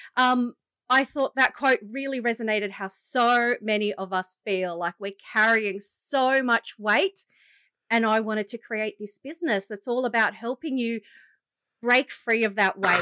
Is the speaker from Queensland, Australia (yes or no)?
no; Shellharbour, New South Wales, Australia; also born or lived in Wollongong; I grew up in, uh, the lovely coastal region of the Illawarra.